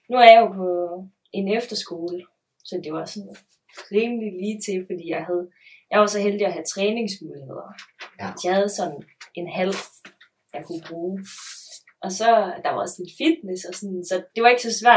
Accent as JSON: {"language": "Danish", "town": "Skive", "region": "Central Denmark Region", "country": "Denmark", "moved": "yes", "said": "og jeg er 21, kommer oprindeligt fra Skive."}